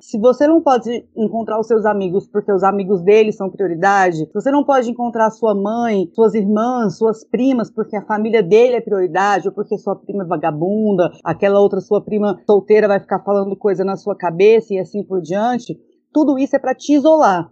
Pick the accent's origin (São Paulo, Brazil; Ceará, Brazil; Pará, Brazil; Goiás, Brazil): Goiás, Brazil; Goiânia; sou de Goiânia, tenho 30 anos